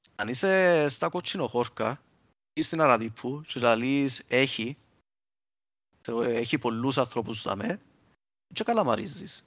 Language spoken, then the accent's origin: Greek; Cyprus; accent: Cypriot; να μιλούσα Κυπριακά στο σχολείο